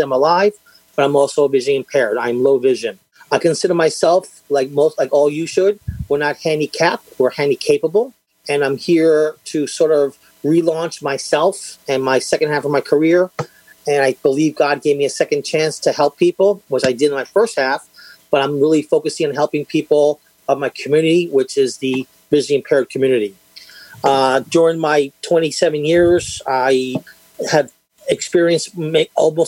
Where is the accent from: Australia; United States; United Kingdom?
United States; New York; I'm from New York